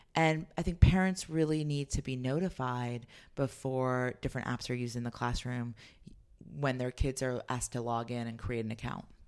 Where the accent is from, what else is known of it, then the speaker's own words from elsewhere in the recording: Los Altos, California, United States; I grew up in Los Altos, California, and moved there when I was twelve